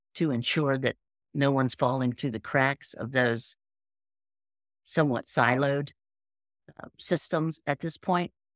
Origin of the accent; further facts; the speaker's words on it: Appalachia, United States; I'm from Appalachia.